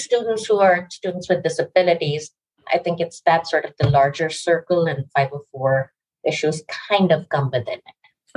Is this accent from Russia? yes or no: no; Pakistan; also born or lived in New York, United States / India (family origin); now in Westchester, United States; my family is originally from India. I grew up in Pakistan. I came to the US in 1992